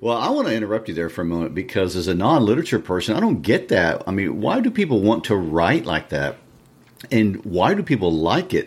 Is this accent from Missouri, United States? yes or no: yes; Kansas City, Missouri, United States; I'm originally from Kansas City